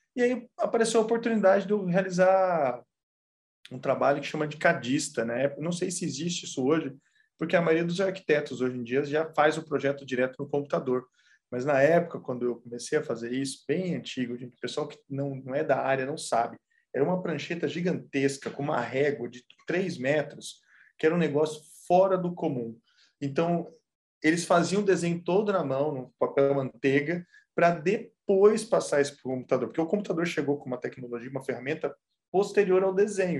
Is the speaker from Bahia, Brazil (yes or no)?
no; São José dos Campos, São Paulo, Brazil; moved away as an adult; now in Vila Velha, Brazil; eu sou de São Paulo, sou de São José dos Campos.